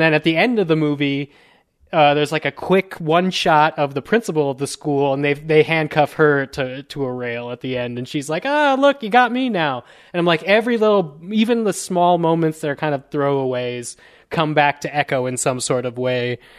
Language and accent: English; United States; I'm just a American, uh, Latin